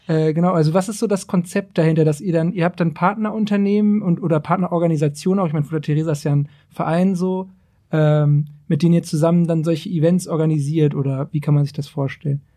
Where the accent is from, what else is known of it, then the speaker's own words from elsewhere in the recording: Braunschweig, Lower Saxony, Germany; ich bin halt aus Braunschweig